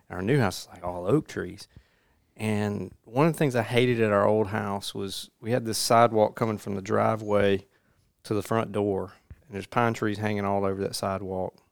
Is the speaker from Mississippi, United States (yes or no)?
yes; Jones County, Mississippi, United States; I grew up in Jones County